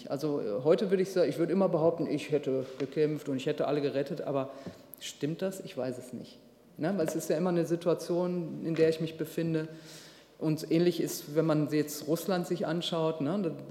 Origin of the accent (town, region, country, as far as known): Duisburg, North Rhine-Westphalia, Germany